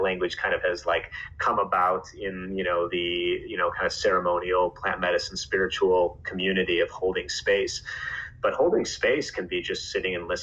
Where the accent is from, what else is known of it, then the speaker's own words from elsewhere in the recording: Chicago, Illinois, United States; I grew up in Chicago